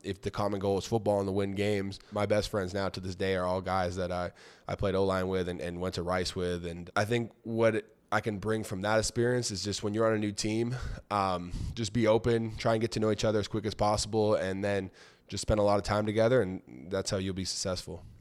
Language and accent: English; Toronto, Ontario, Canada; I grew up in Toronto